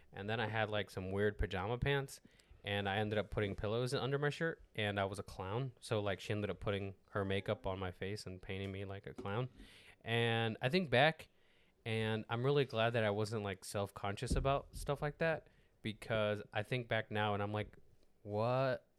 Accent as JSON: {"language": "English", "country": "Mexico", "second_language": "English", "said": "I'm Mexican"}